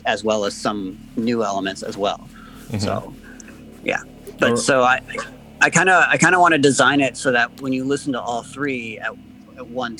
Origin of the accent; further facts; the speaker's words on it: Montana, United States; I grew up in Montana, and, you know, and I grew up around a lot of the Old West towns and ruins